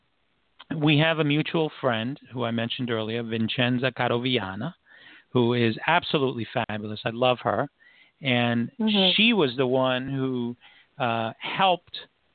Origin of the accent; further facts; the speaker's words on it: New York City, New York, United States; now in Florida, United States; New York, which of course that's my hometown